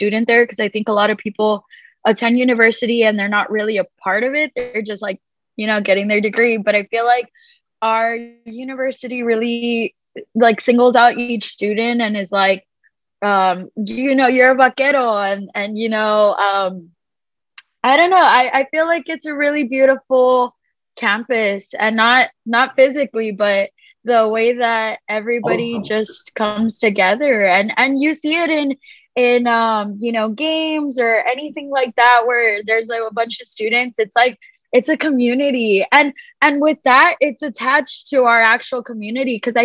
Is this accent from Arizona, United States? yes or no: no; Edinburg, Texas, United States; I am from Edinburgh